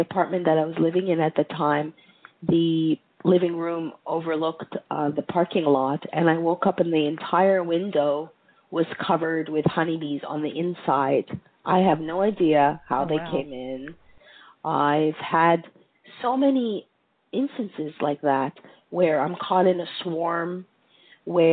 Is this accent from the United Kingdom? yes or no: no; Montreal, Quebec, Canada; moved away; also born or lived in United States / Greece; I grew up in Montreal, which is not America